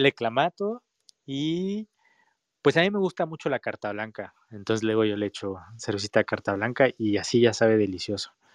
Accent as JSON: {"language": "Spanish", "country": "Mexico", "said": "nosotros como mexicanos"}